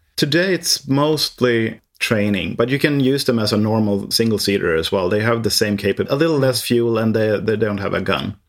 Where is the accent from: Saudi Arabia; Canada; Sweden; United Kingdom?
Sweden; Härnösand, Västernorrland County; English is a second language; I am born in the northern part of Sweden, where it's really cold. It's, uh, in a small town called, uh, Härnösand